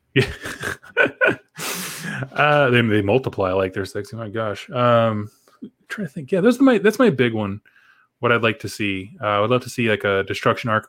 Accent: United States; I'm from America

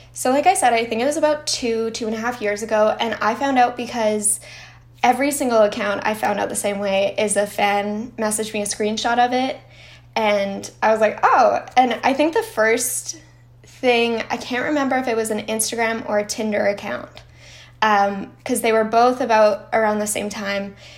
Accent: Canada; I'm Canadian

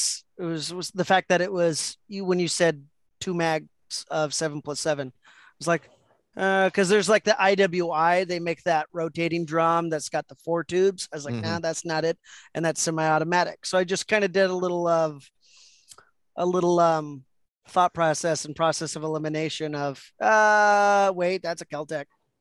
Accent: United States; I'm like, well, I'm American. I'm a white male.

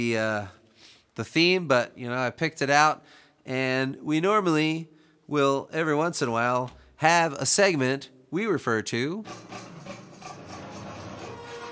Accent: Baltimore, Maryland, United States; I grew up in Baltimore

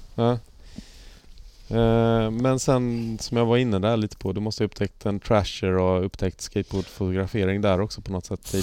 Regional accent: Halmstad, Halland County, Sweden; jag är ju från Halmstad Halmstad skate-gänget

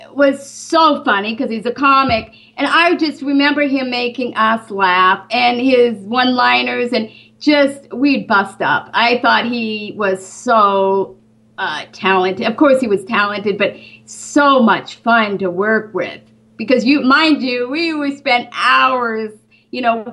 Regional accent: Great Falls, Montana, United States; moved away as an adult; also born or lived in Los Angeles, California; now in Burbank, United States; I grew up in Great Falls, Montana

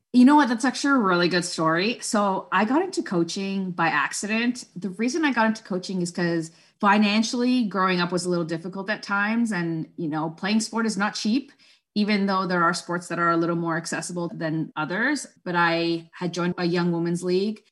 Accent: Toronto, Ontario, Canada; first language Spanish; English is a second language; I was born and raised in Scarborough, which is a borough of Toronto in Ontario

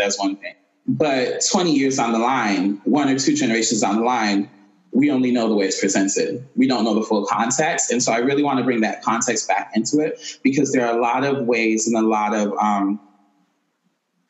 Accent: Haiti; I'm Haitian, and I was born and raised in Haiti

